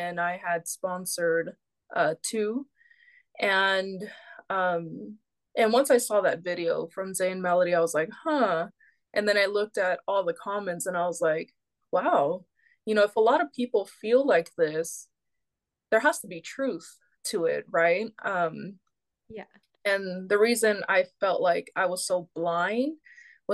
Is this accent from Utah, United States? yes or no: no; Bay Area, California, United States; We're from the Bay Area, California.